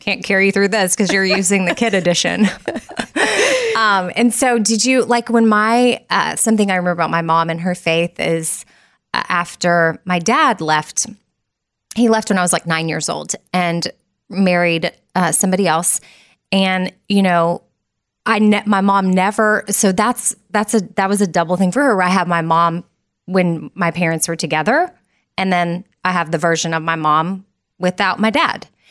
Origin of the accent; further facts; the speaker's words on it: Austin, Texas, United States; I'm from Austin, born and raised.